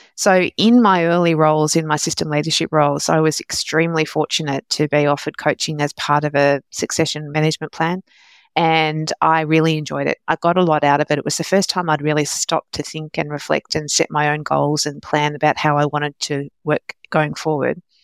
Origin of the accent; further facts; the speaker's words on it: Australia; also born or lived in London, United Kingdom; I was born in London, but came to Australia when I was only a couple of years old